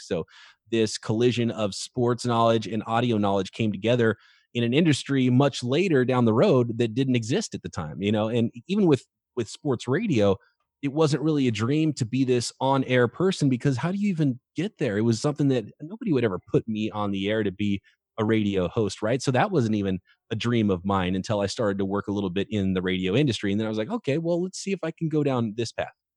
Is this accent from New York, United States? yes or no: no; Visalia, California, United States; Growing up in Central California, a town called Visalia, California